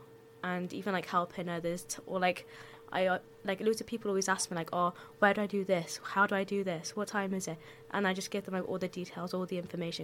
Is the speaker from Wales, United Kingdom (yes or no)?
yes; Cardiff, Wales, United Kingdom; I was born in Cardiff.